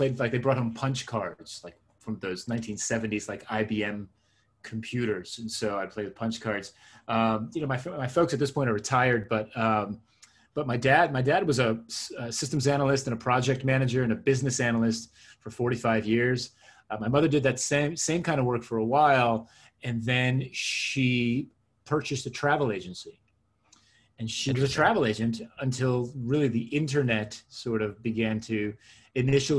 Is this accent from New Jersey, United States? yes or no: yes; suburban New Jersey, United States; born or raised there; first language Hebrew; English is a second language; also born or lived in Israel / Queens, New York City